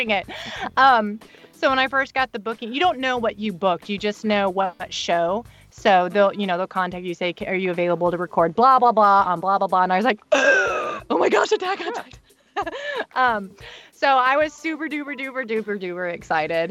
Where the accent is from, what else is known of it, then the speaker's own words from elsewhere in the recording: United States; as American